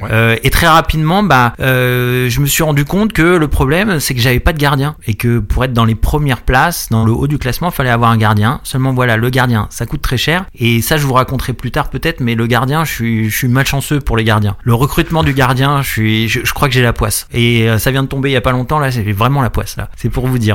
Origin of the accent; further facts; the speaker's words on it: Paris region, Île-de-France, France; je suis de région parisienne